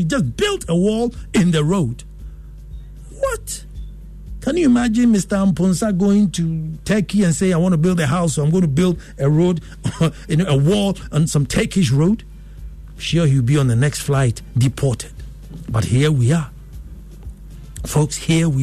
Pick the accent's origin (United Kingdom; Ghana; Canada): Ghana; I felt worthy as a Ghanaian.